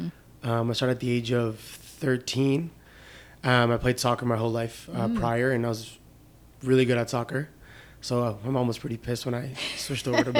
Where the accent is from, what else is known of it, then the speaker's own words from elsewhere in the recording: Canada; also born or lived in Lebanon; my dad, when he immigrated here to Canada, never went back to Lebanon